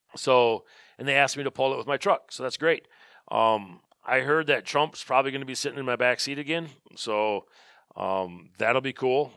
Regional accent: Birchwood, Wisconsin, United States; I'm from Birchwood.

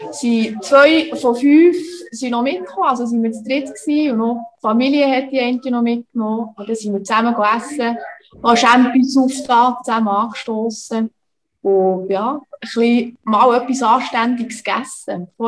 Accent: Bern, Switzerland; now in Köniz, Switzerland; Also ich bin in der Nähe aufgewachsen, also im Kanton Bern in Serisil, das ist ja

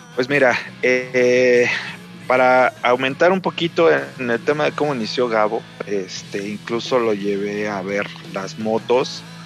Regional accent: Mexico City, Mexico; moved away as an adult; now in Aguascalientes, Mexico; yo soy de la Ciudad de México, pero este, pues he conocido muchos lugares, la verdad es que llevo tres años viviendo acá

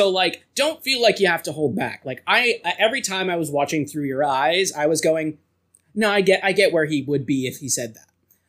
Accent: Wyoming, United States; It's like and then she's from New York and we're from Wyoming.

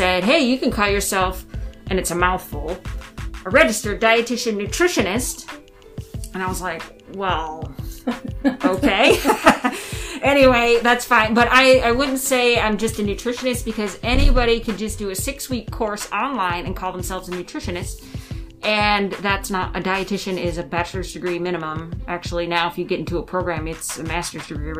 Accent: Monroe, Michigan, United States; moved away as an adult; also born or lived in Massachusetts; now in Pendleton, United States; Monroe's my hometown, and Michigan, but then now Pendleton is my hometown

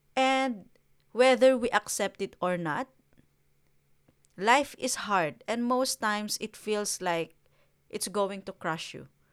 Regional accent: Philippines; now in New Zealand; I grew up in the Philippines

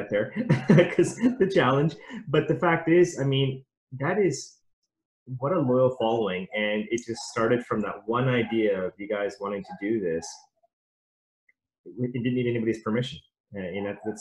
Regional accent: London, Ontario, Canada; where are you from? And I say London

